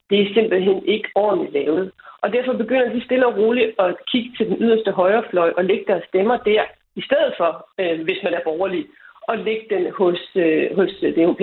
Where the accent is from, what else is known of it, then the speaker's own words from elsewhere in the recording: Denmark; hjemme i Danmark